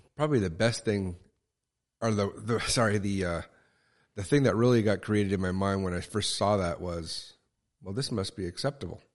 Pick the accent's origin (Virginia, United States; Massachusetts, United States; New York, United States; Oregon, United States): Oregon, United States; Tillamook; I was born in Tillamook, Oregon